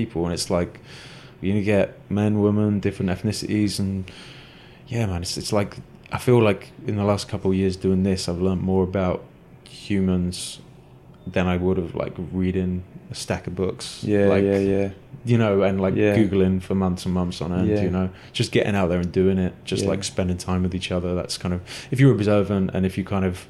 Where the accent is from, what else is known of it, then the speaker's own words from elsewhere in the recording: Exeter, South West England, United Kingdom; I grew up in Exeter in Devon, which is southwest England